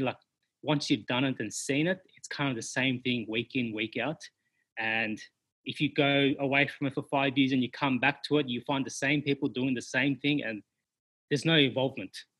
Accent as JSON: {"language": "English", "town": "Sydney", "region": "New South Wales", "country": "Australia", "said": "I'm from Sydney originally. Um, went to high school, did everything, went to uni"}